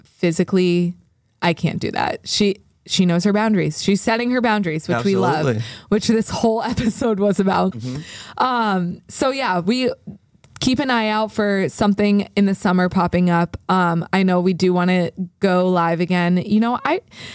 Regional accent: United States; We're American.

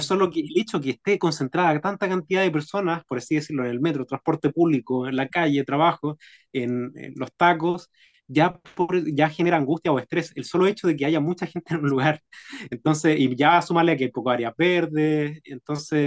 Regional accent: Chile; los bajos sueldos que recibimos como chilenos

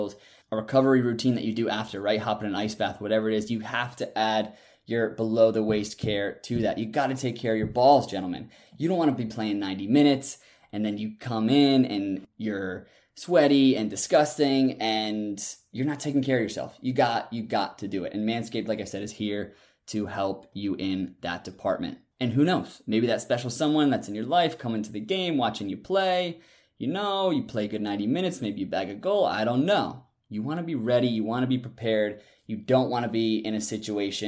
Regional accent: United States; moved away as an adult; also born or lived in Germany; growing up in the States

